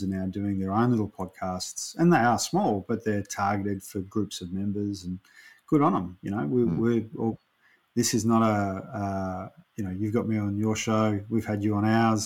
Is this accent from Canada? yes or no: no; Ballarat, Victoria, Australia; I grew up in Ballarat in a time that was really conservative